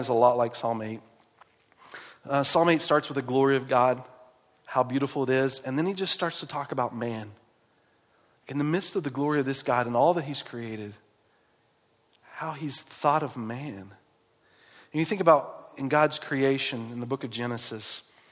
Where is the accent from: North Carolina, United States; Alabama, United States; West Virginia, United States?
West Virginia, United States; moved away; I grew up in West Virginia